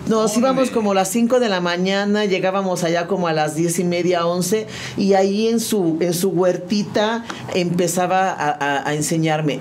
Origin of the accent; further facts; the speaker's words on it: San Juan del Río, Querétaro, Mexico; also born or lived in Mexico City; yo nací en la Ciudad de México. Eh, con el sismo del 85 tuvimos que cambiar de residencia.